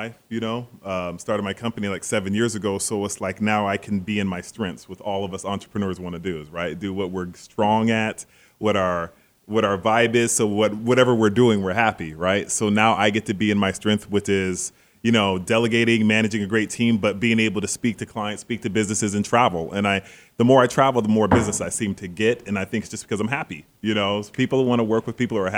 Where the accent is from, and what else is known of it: Seattle, Washington, United States; born or raised there; moved away